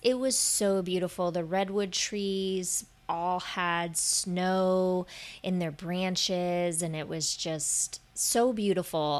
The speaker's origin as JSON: {"language": "English", "region": "Florida", "country": "United States", "tie": "born or raised there", "moved": "yes", "said": "I grew up in Florida."}